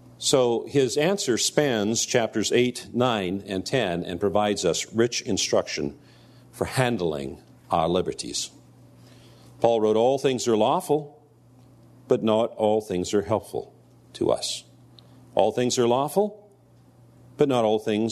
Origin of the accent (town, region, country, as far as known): United States